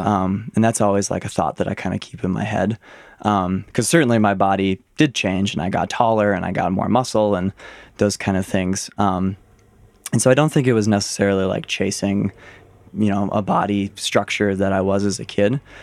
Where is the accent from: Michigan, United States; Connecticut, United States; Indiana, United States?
Michigan, United States; Ann Arbor; I was born and raised in Ann Arbor, Michigan